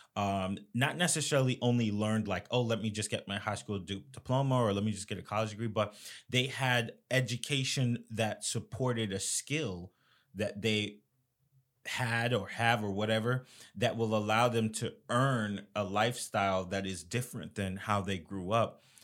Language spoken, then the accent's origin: English; Florida, United States; I'm from Florida